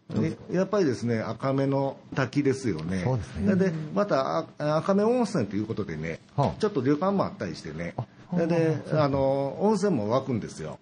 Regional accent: Nara, Japan; moved away as an adult; also born or lived in Kyoto; now in Nabari, Japan; ずっとその奈良出身ですからね

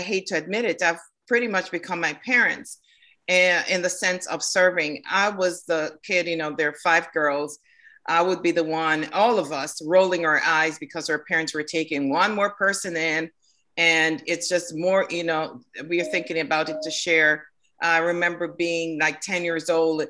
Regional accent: Kingston, Saint Andrew, Jamaica; now in Norcross, United States; I was born in Jamaica in Kingston, St. Andrew

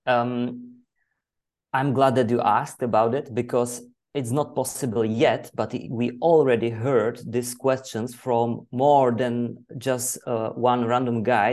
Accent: Czechia; English is a second language; I'm from Czech Republic. I live in Ostrava

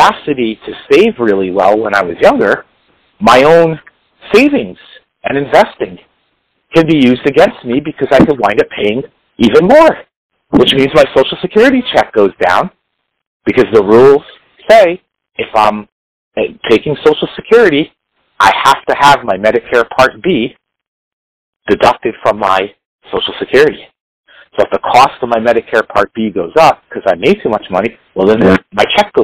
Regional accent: New York City, New York, United States; accent: New York; you could probably tell by my accent, I'm a New York City area guy

